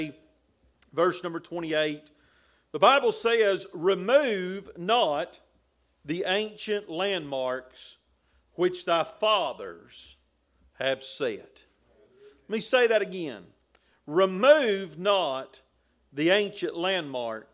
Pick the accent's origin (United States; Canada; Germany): United States; the liberty that I enjoy as an American citizen